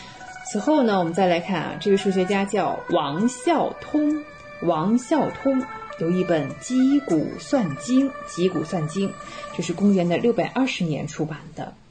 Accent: China; 但对我们中国人而言呢，在元代就已经推广到了四元联立高次方程式的解法

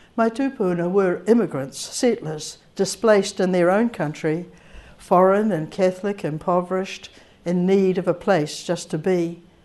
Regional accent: Rangiora, Canterbury, New Zealand; growing up in New Zealand with an Irish name

